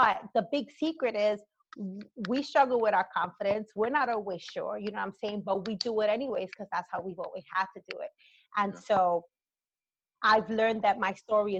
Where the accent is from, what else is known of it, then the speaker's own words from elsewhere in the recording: New York City, New York, United States; growing up in the Bronx, I mean, I'm an 80s child, and the 80s era in the South Bronx, you know, when I was growing up